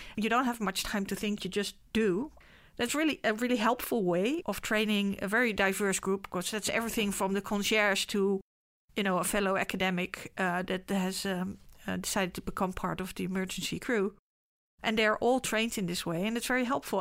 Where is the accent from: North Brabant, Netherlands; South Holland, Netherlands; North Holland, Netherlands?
South Holland, Netherlands; The Hague; I was born in Scheveningen.